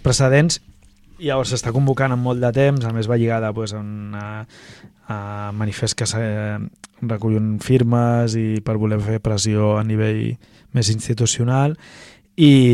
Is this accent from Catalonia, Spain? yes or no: yes; Barcelona, Catalonia, Spain; Jo recordo de petit, però molt petit, fa 30 anys o així, hi havia un, un mural gran, una pintada gegant al meu barri Baicarca